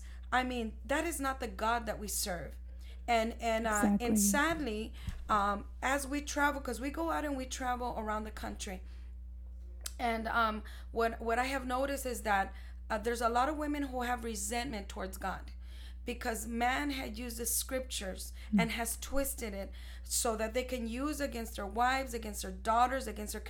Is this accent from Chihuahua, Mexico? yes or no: yes; Ciudad Juarez, Chihuahua, Mexico; because we're both Mexicans from Mexico. We're from Ciudad Juarez, Chihuahua. And I was not raised there.